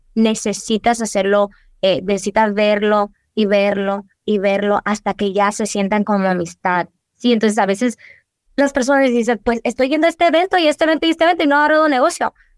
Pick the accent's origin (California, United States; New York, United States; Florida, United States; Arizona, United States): Arizona, United States; Douglas; moved away as an adult; also born or lived in Agua Prieta, Sonora (family); now in Tucson, United States; yo soy nacida aquí en Tucson, en el TMC, eh, criada en Douglas, pero toda mi familia es de Agua Prieta. Yo crecí en Douglas mayoría de mi vida